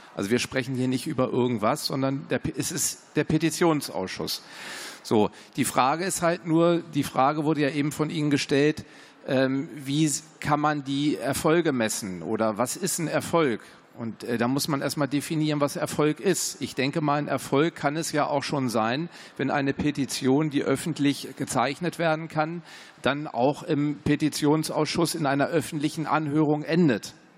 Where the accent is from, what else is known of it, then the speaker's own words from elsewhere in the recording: Hanover Region, Lower Saxony, Germany; Ich komme aus Niedersachsen, aus der Region Hannover